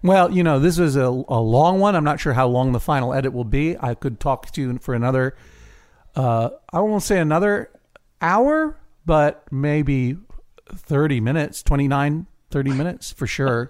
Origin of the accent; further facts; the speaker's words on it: Boston, Massachusetts, United States; I'm from Boston